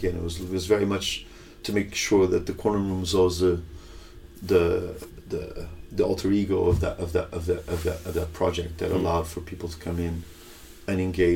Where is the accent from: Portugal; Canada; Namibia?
Portugal; Lisbon; now in London, United Kingdom; Lisbon's my city of birth and my hometown, I guess my adopted hometown is London.